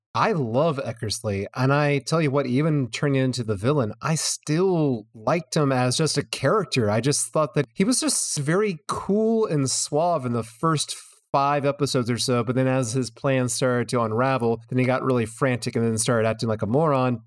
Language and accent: English; United States; as an American